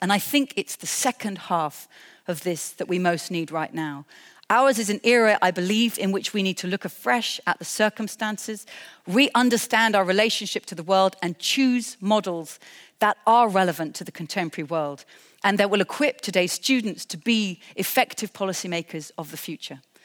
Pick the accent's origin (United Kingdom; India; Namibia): United Kingdom; I'm a British person